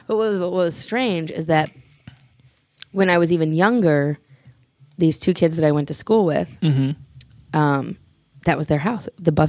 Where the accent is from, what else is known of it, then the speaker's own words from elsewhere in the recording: northern Indiana, United States; I'm from northern Indiana, but not near Chicago.